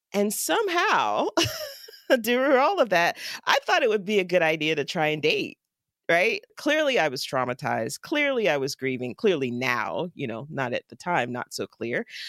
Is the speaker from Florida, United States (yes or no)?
yes; Jacksonville, Florida, United States; now in Pittsburgh, United States; my hometown of Jacksonville, Florida